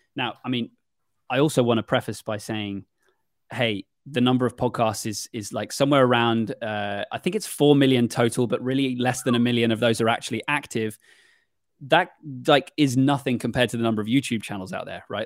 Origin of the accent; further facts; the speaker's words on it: United Kingdom; as a Brit